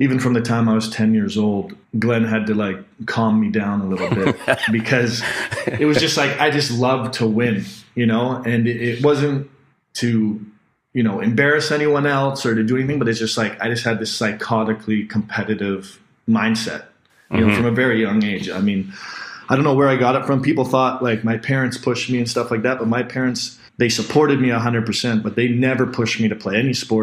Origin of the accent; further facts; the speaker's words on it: North Vancouver, British Columbia, Canada; I grew up in North Vancouver